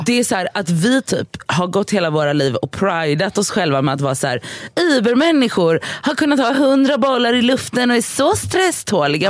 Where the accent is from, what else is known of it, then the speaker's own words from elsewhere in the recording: Gothenburg, Västra Götaland, Sweden; moved away; jag var hemma i Göteborg i helgen